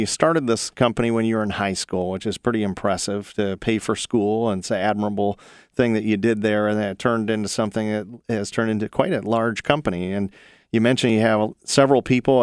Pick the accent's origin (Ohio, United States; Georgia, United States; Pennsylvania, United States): Ohio, United States; also born or lived in North Carolina; I'm born and raised in Ohio. I've been here all but about six years when I lived in North Carolina